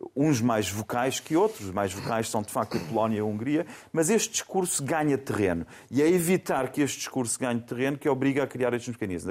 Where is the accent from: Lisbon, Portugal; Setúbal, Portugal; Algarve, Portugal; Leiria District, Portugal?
Algarve, Portugal; Faro; moved away; also born or lived in Germany; a minha terra, nasci em Faro, a minha terra são os Algarves